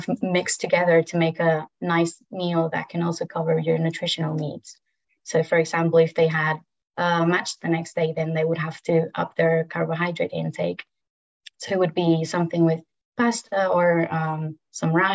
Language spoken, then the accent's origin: English; Madrid, Community of Madrid, Spain; also born or lived in France / Birmingham, United Kingdom; I'm from Madrid, Spain